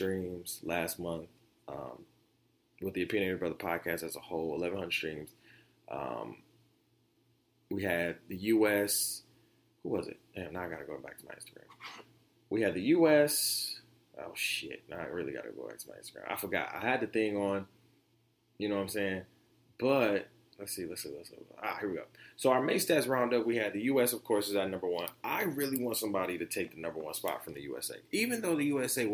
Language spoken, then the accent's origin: English; Detroit, Michigan, United States; also born or lived in Oak Park, Michigan; And I grew up in Detroit, 8 Mile in Wyoming, Or you can say I grew up on the east side by Pershing High School